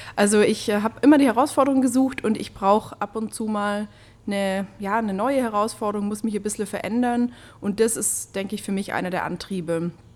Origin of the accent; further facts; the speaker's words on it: Upper Swabia, Baden-Württemberg, Germany; ich komme aus Oberschwaben